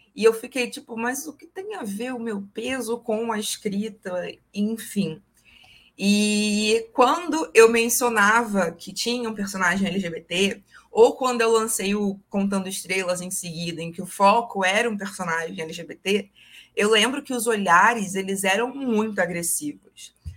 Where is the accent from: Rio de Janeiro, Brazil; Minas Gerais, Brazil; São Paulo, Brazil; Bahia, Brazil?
Rio de Janeiro, Brazil; Niterói; Eu falo de Niterói, Rio de Janeiro, minha cidade natal